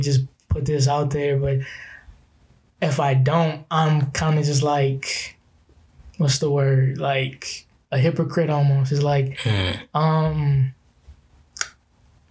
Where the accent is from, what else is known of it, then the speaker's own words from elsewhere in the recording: Baton Rouge, Louisiana, United States; also born or lived in Fayetteville, Arkansas; I was born, and then we came to BR directly afterwards. And I was raised here